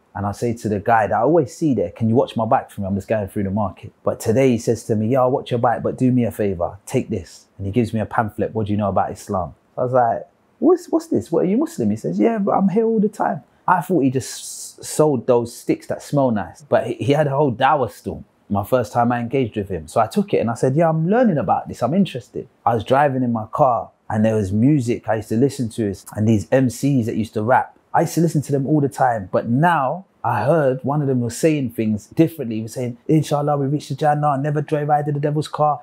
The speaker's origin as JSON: {"language": "English", "region": "London", "country": "United Kingdom", "tie": "born or raised there", "said": "I was born and raised in London, the United Kingdom, and I was raised as a Christian. Spent most of my childhood in South London on a council estate"}